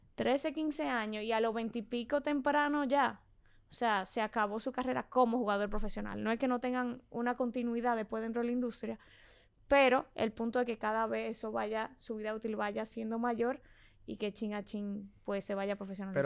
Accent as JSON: {"language": "Spanish", "town": "Santo Domingo", "region": "Distrito Nacional", "country": "Dominican Republic", "tie": "born or raised there", "also_born_or_lived": "Mexico", "said": "yo soy de Santo Domingo. Nací aquí, me crié aquí, todo aquí"}